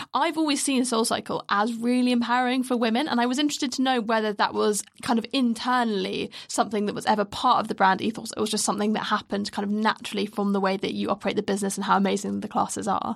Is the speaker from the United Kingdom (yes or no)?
yes; United Kingdom; we're very British